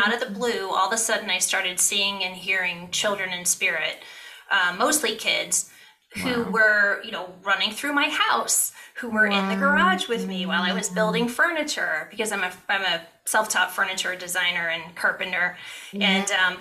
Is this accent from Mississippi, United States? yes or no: no; Ohio, United States; I grew up in Ohio.